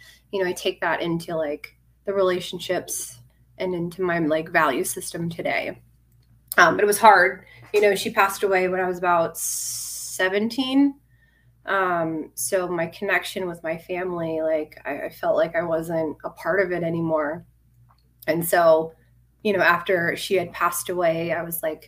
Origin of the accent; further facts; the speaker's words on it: Phoenix, Arizona, United States; I was born in Phoenix, Arizona. I've been out here. I'm still in Arizona my whole life.